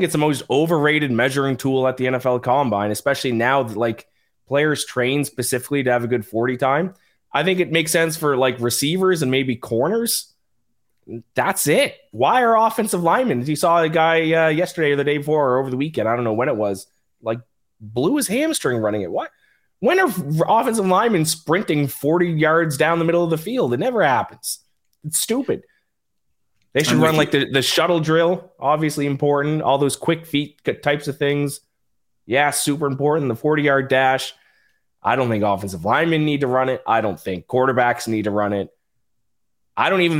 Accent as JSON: {"language": "English", "region": "Nova Scotia", "country": "Canada", "accent": "Nova Scotian", "said": "I'm actually from the East Coast. I have an East Coast Canadian accent"}